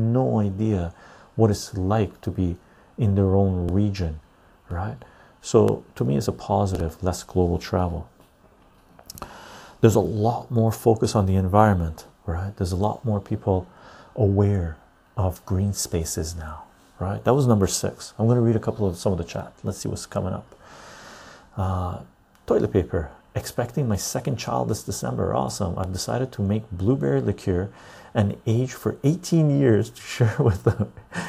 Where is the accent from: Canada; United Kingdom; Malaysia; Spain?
United Kingdom; Liverpool, North West England; I'm half Irish, grew up in Liverpool.